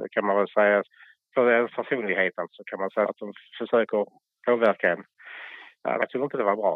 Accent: Lund, Skåne, Sweden; accent: skånska; jag är ju född i Lund så att jag vill vara Lundabo

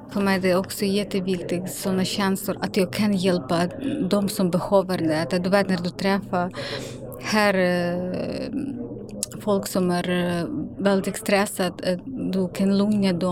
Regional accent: Ukraine; Swedish is a second language; now in Sweden; Jag är långt borta från Ukraina men sådana känslor kan inte lämna mig. För att min mamma fortfarande är i Ukraina, hon vill inte lämna för henne är jätteviktigt, huset och släktingar.

